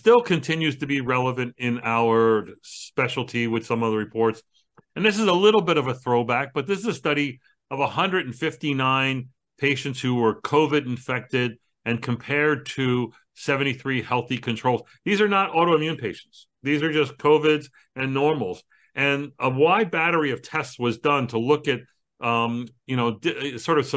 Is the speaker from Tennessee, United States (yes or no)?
no; New York City, New York, United States; I'm from Brooklyn